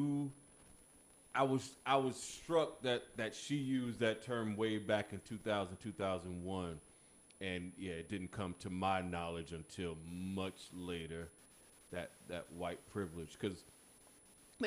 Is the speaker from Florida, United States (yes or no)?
yes; Melbourne, Florida, United States; growing up in my little small city in Melbourne, Florida, we was the majority